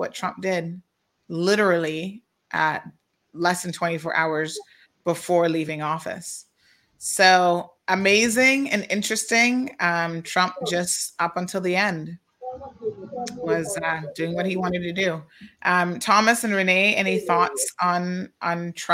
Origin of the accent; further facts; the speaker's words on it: Cayman Islands; we're British territory, but we're probably not as British as you would think